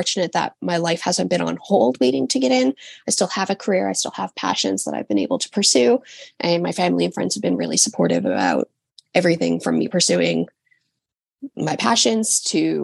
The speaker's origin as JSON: {"language": "English", "town": "St. John's", "region": "Newfoundland and Labrador", "country": "Canada", "tie": "born or raised there", "said": "I live on an island on the eastern coast of Canada"}